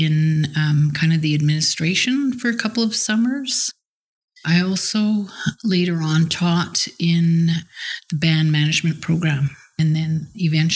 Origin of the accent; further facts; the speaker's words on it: Teslin, Yukon, Canada; also born or lived in Whitehorse; I was born here in Teslin.